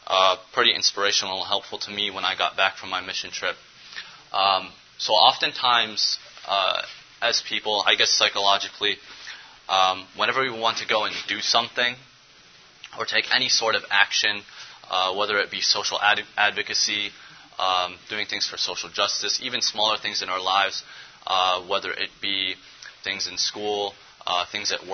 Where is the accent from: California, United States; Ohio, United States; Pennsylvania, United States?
Ohio, United States; Cleveland; I was born and raised here in Cleveland, Ohio